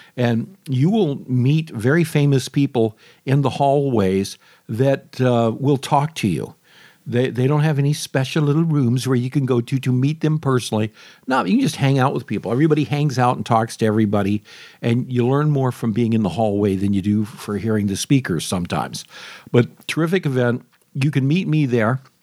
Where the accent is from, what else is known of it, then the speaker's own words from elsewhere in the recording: Michigan, United States; now in Florida, United States; Although I love Michigan, I'm from Michigan